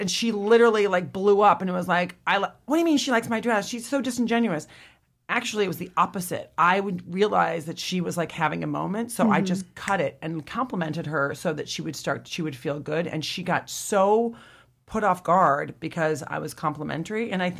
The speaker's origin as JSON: {"language": "English", "region": "Midwest", "country": "United States", "said": "And I'm from the Midwest and people are just genuinely nice."}